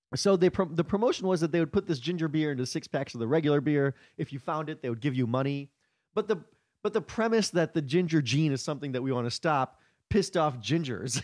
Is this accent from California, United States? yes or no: no; Chicago, Illinois, United States; now in New York, United States; I grew up in Chicago, but I never did comedy until I came to New York